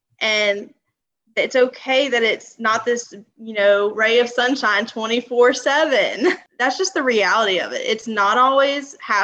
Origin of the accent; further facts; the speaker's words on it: Louisiana, United States; I'm from Louisiana. Don't think there's too many of us down here